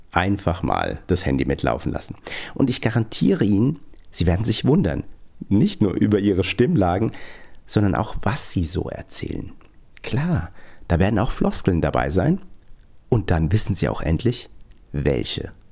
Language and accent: German; Frankfurt, Hesse, Germany; Und für mich als echten Hessen, als, als Frankfurter, dachte ich natürlich ganz besonders, was der so sagt.